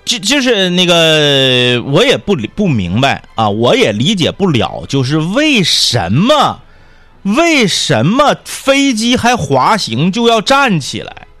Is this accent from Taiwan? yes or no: no; Northeast China, China; accent: Northeastern Mandarin (Dongbei); 那我生得东北，长得东北，我说的每一个字儿都是东北话